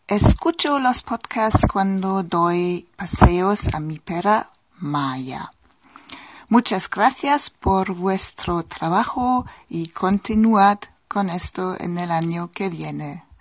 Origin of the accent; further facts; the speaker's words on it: Germany; Spanish is a second language; de Alemania. Un saludo de aquí. Um, empecé a estudiar o a aprender español hace dos años y medio